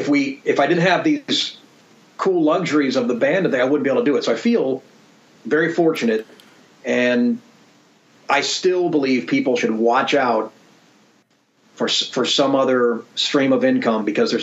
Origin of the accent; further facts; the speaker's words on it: Sacramento, California, United States; also born or lived in Chicago; I grew up in Sacramento, so I can't say that I ever lived